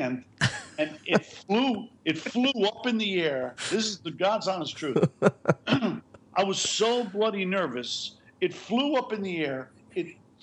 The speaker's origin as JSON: {"language": "English", "region": "New York", "country": "United States", "tie": "born or raised there", "said": "where I grew up in New York"}